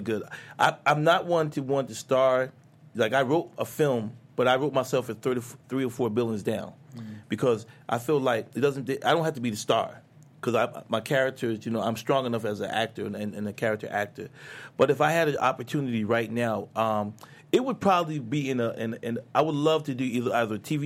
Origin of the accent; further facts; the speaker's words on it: Philadelphia, Pennsylvania, United States; moved away as an adult; also born or lived in New York; now in Los Angeles, United States; I'm from Philadelphia. I was born in New York, raised in Philadelphia